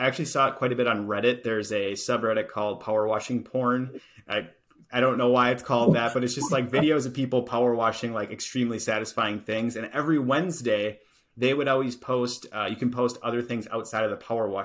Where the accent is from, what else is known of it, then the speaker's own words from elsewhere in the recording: Appleton, Wisconsin, United States; you're from Appleton, Wisconsin, which is where I'm from.